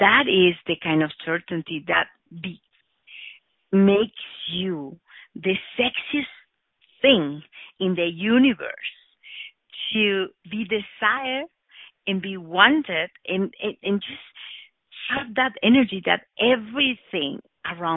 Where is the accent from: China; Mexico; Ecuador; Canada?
Mexico; Oaxaca; English is a second language; I was born in Oaxaca, in one part of Mexico, just a few years ago.